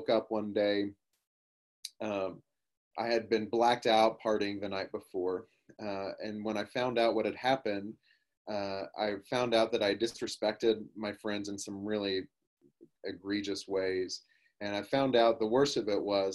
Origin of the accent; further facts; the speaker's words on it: Oklahoma, United States; I grew up in Oklahoma in the Bible Belt